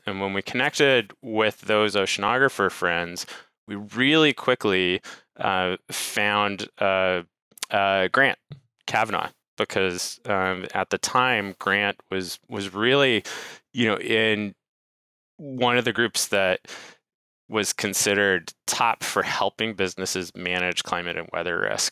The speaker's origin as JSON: {"language": "English", "region": "Rhode Island", "country": "United States", "tie": "born or raised there", "also_born_or_lived": "Santa Cruz, California", "moved": "as an adult", "said": "I grew up in Rhode Island and, you know, played on the water and surfed, but, you know, moved out west to Santa Cruz to do a PhD in ocean sciences back in 2006"}